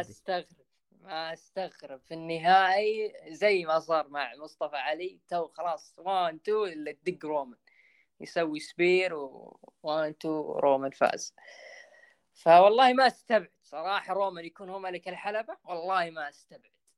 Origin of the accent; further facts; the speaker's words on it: Saudi Arabia; عندنا بالسعوديه